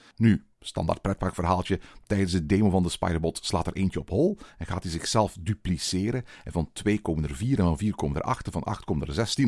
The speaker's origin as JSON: {"language": "Dutch", "country": "Belgium", "said": "bij ons in Walibi Belgium"}